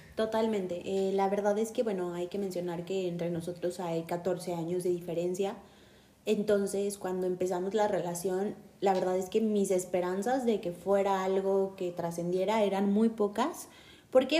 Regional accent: Mexico City, Mexico; tengo 29 años y soy originaria de la Ciudad de México

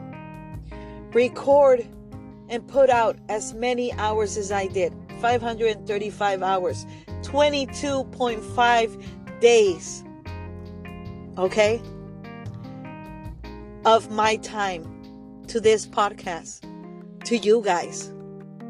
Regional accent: Argentina; moved away; Argentina being one of them. My home country. My homeland

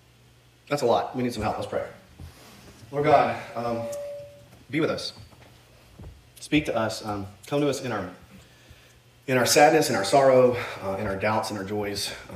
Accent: Iran; born there; I was born in Iran, happy face, to a family so wealthy that my grandpa's grandpa was called a king in the history books.

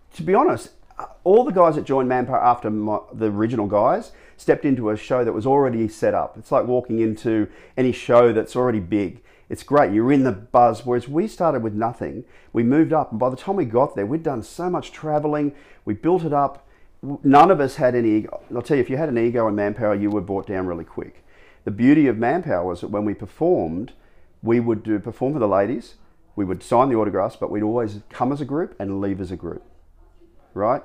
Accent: Gold Coast, Queensland, Australia; also born or lived in Sydney; I was born on the Gold Coast, and I, from the day one when I, uh, started school, like in grade one, I, we lived out West Burley

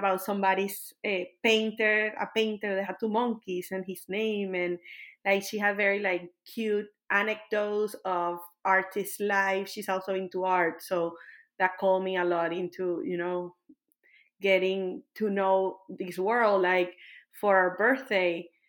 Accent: Caracas, Capital District, Venezuela; moved away as an adult; also born or lived in Kentucky, United States; now in Austin, United States; moving out of my country to the United States, and then I moved from a very big city. I moved from Caracas, that is like 5 million people, to a 10,000 people town.

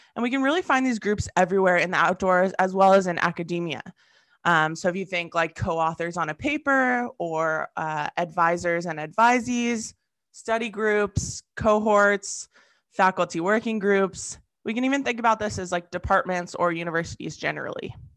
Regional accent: Southern California, United States; moved away as an adult; I'm originally from Southern California

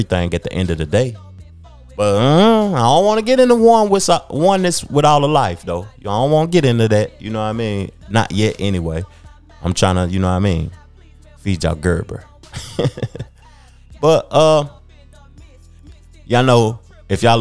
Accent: Knoxville, Tennessee, United States; I grew up in Knoxville, Tennessee, a SEC city

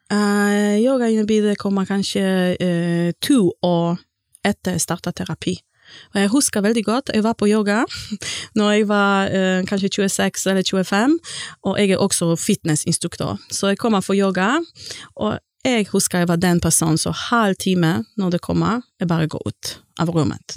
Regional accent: Gdańsk, Pomeranian Voivodeship, Poland; first language Polish; Norwegian is a second language; moved away as an adult; also born or lived in England; now in Stord, Norway; kommer fra Polen, og jeg kommer fra Gdansk-området, og jeg flyttet til Norge i 2006.

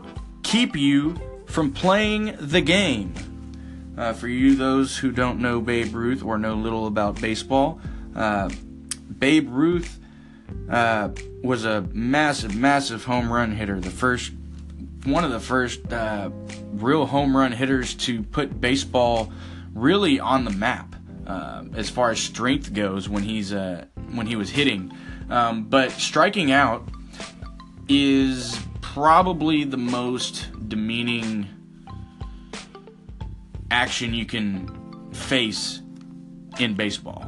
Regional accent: Texas, United States; being a Texan, I'm proud of my state

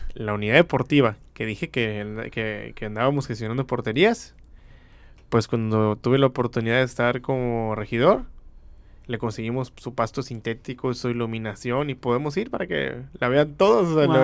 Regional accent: Mexicali, Baja California, Mexico; soy de aquí, de Mexicali

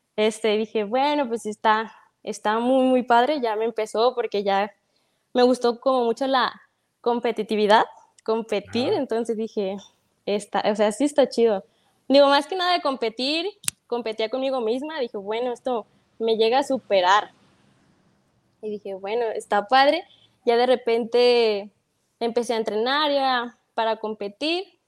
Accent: Guadalajara, Jalisco, Mexico; Soy de aquí, soy nacida aquí. No, este, no soy de ningún otro lado, pero pues aquí somos de Guadalajara, del México

